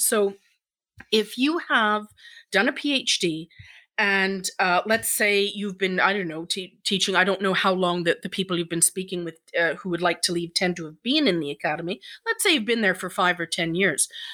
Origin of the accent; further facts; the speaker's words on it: Ireland; now in Stratford, Canada; I'm Irish myself